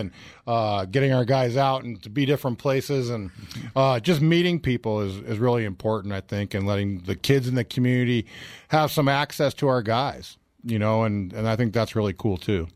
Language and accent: English; Southern California, United States; moved away; I grew up in Southern California